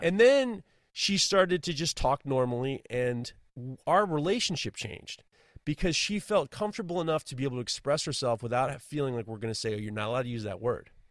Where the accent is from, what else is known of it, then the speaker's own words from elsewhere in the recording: New York City, New York, United States; I grew up in New York City during the seventy, the eighties, seventies and eighties